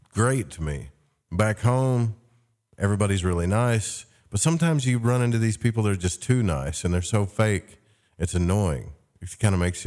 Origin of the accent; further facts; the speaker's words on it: the South, United States; I'm from the South